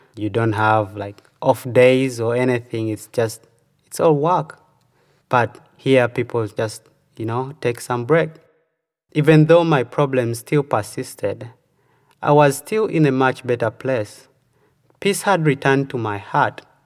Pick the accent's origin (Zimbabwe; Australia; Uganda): Uganda; moved away as an adult; now in United States